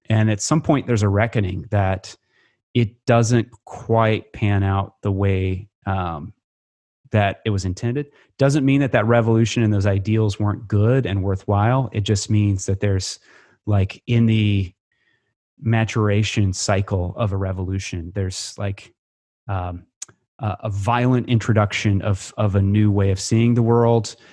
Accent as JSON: {"language": "English", "town": "Creston", "region": "Iowa", "country": "United States", "tie": "born or raised there", "also_born_or_lived": "Nebraska / Missouri", "moved": "yes", "said": "growing up in Iowa"}